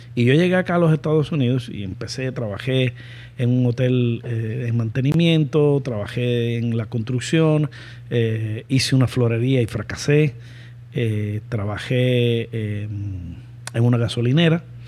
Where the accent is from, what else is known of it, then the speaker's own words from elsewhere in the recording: Cuba; moved away as an adult; lo que le decimos los cubanos